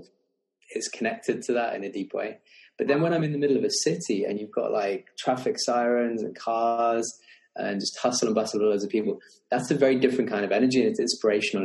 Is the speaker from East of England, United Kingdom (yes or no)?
no; Lake District, Cumbria, North West England, United Kingdom; also born or lived in Birmingham; I grew up in the Lake District in England. I was actually born in Birmingham, but very young, we moved up to Cumbria, the Lake District